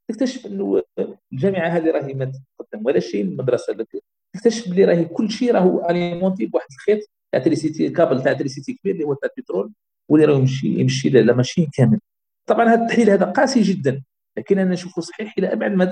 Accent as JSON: {"language": "Arabic", "country": "Algeria", "said": "احنا الجزائر كبلد اعتمدت على لا رونت بتروليير"}